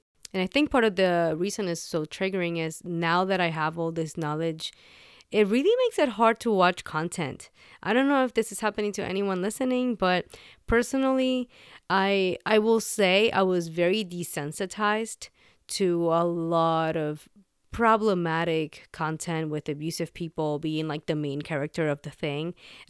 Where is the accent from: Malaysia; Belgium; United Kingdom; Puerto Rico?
Puerto Rico; That was not a thing for me growing up in Puerto Rico. And even though I did end up going to a bilingual high school